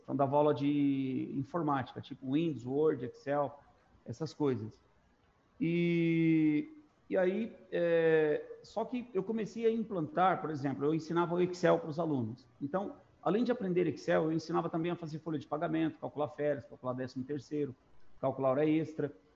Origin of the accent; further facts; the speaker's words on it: Três Lagoas, Mato Grosso do Sul, Brazil; also born or lived in Dracena, São Paulo; Eu me, me mudei para lá, eu tinha cinco anos de idade. Então, eu me considero sou matogrossense. Eu, eu entrei na escola em Três Lagoas